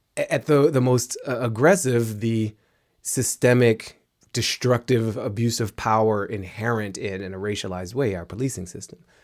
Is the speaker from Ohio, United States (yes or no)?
no; Washington, District of Columbia, United States; grew up in Washington, D C.